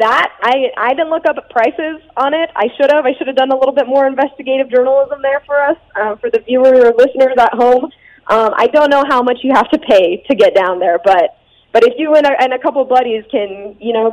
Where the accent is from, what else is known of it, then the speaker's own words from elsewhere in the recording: Las Vegas, Nevada, United States; a person growing up in Las Vegas who didn't have a professional sports team